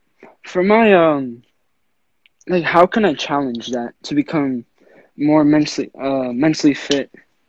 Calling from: Rhode Island, United States; I'm 16 years old, about to turn 17 July 31st. I'm coming from Rhode Island.

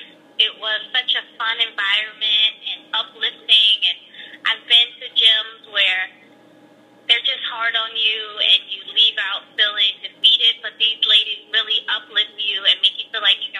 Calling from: Philadelphia, Pennsylvania, United States; I'm calling from Philadelphia, PA.

